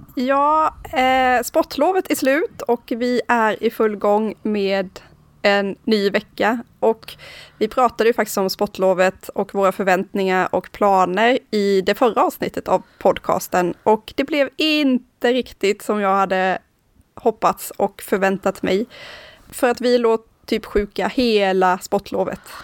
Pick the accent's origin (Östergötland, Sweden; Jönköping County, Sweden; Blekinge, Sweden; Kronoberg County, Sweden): Blekinge, Sweden; Karlskrona; now in Nynäshamn, Sweden; Jag kommer från Karlskrona som ligger i södra Sverige och bor numera i Stockholm, i Nynäshamn här